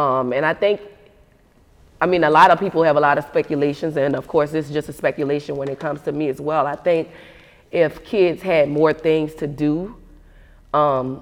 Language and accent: English; New Orleans, Louisiana, United States; I'm from New Orleans, uptown, Magnolia.